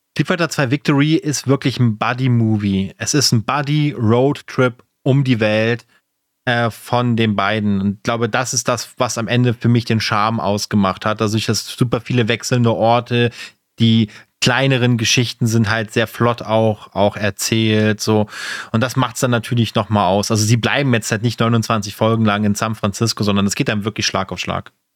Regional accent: Germany

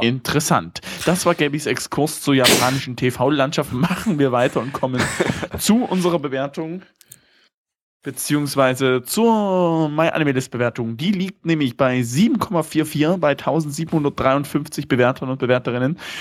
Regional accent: Germany; bei uns in Deutschland

